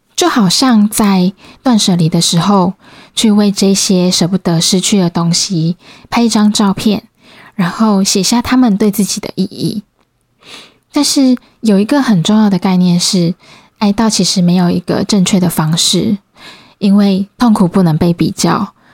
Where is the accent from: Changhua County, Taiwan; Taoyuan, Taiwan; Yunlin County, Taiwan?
Changhua County, Taiwan; moved away as an adult; also born or lived in Kaohsiung; now in Taipei, Taiwan; 其实我是彰化人，然后以前大学是在高雄读书